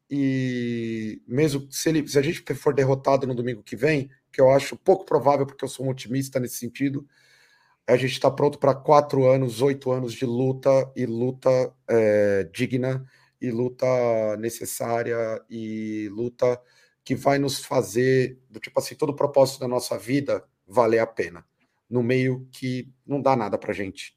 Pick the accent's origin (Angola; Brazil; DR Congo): Brazil; a gente vive enquanto brasileiros